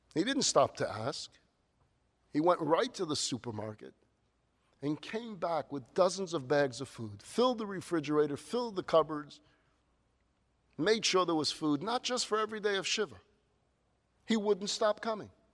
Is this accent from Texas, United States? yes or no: no; New York, United States; Now, growing up in New York, we had this tradition.